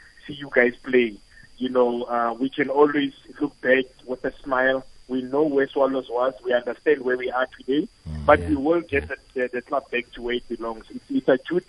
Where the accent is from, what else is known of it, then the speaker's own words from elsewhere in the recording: Kimberley, Northern Cape, South Africa; I remember growing up in Kimberley